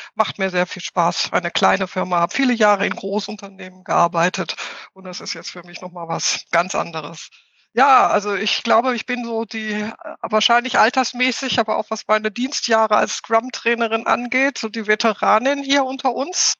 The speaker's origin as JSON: {"language": "German", "area": "Ruhr area", "region": "North Rhine-Westphalia", "country": "Germany", "tie": "born or raised there", "also_born_or_lived": "Hamburg", "moved": "as an adult", "lives_now": "near Munich, Germany", "said": "ich bin im Ruhrpott aufgewachsen. Das ist auch das, glaube ich, was meine Aussprache am meisten prägt"}